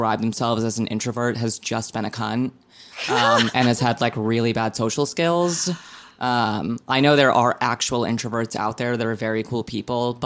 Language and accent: English; Providence, Rhode Island, United States; I'm from Providence